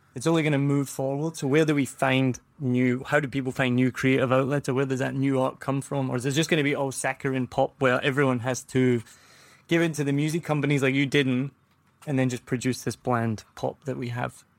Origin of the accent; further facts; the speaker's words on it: Glasgow, Scotland, United Kingdom; moved away; I'm from Glasgow